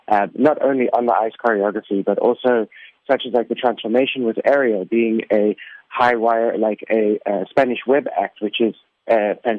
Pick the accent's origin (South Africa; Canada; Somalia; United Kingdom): South Africa; Being South African and being having the opportunity to perform here in South Africa